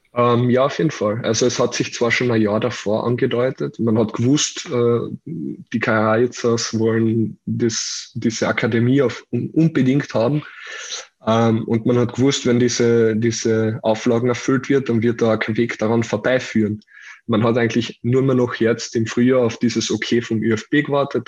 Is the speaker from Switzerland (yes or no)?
no; Carinthia, Austria; für mich als Kärntner